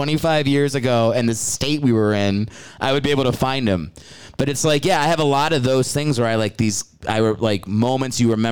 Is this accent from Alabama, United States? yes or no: no; Maryland, United States; I'm from all over, but my dad was in the Army.